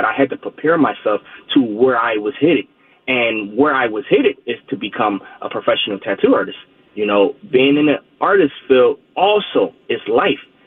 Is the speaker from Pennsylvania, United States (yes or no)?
yes; Philadelphia, Pennsylvania, United States; born and raised in Philadelphia